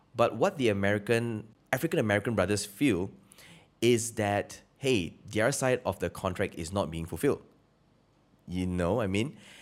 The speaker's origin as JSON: {"language": "English", "country": "Malaysia", "said": "I'm Malaysian"}